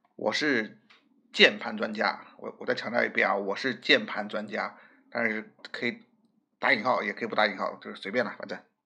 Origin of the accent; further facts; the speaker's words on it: Shanghai, China; 我们上海人可以说是比较喜欢捣江湖的那种人